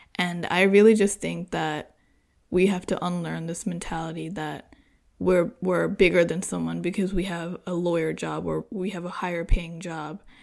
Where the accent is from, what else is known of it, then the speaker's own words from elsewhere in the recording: United States; an American-born girl